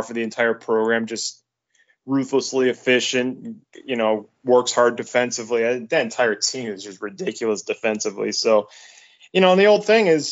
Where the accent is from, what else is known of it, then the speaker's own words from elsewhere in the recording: Medina, Ohio, United States; my hometown, Medina, Ohio